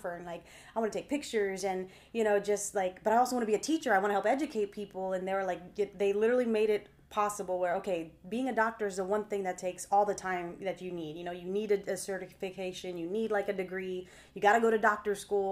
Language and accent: English; Texas, United States; I'm 4th generation Texan